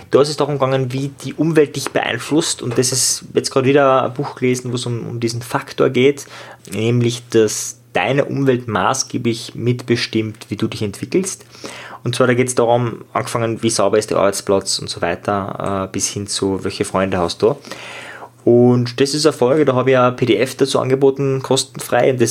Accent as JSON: {"language": "German", "town": "Linz", "region": "Upper Austria", "country": "Austria", "said": "ich war damals als 14-Jähriger im Thalia, also damals war es der Amadeus, äh, also ein Buchladen bei uns in Österreich, in Linz"}